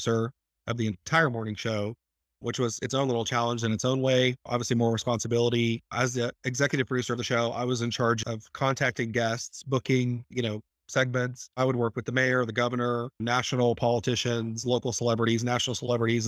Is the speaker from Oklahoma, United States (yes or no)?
yes; Tulsa, Oklahoma, United States; in my hometown